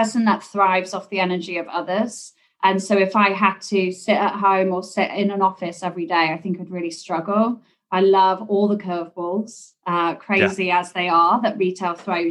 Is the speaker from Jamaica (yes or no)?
no; England, United Kingdom; accent: English; moved away as an adult; now in New York, United States; my English accent obviously gives me away. I wasn't born here. I came across to the US about 10 years ago.